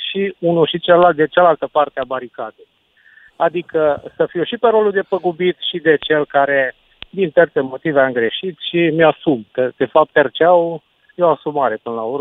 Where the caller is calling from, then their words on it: Cluj-Napoca, Cluj County, Romania; sunt de la Cluj.